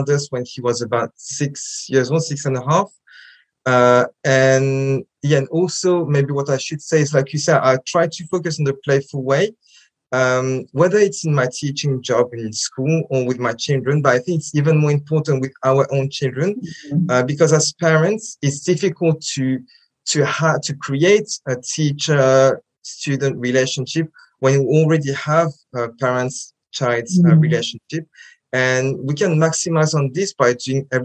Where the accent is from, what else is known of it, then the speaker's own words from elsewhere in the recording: France; English is a second language; moved away as an adult; now in England, United Kingdom; I grew up in France, and Japanese is my minority language.